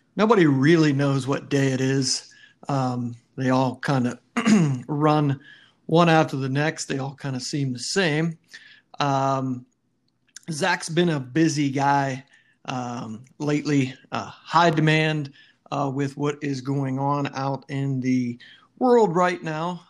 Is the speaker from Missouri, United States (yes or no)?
no; St. Clairsville, Ohio, United States; I was from St. Clairsville